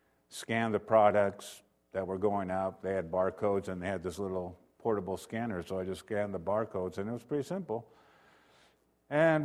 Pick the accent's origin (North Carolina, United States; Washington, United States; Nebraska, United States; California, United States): Washington, United States; Renton; I was born in Renton, Washington